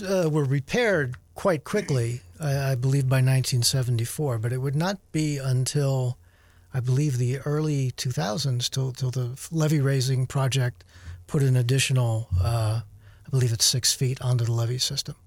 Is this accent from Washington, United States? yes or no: no; Luzerne, Pennsylvania, United States; I grew up in Luzerne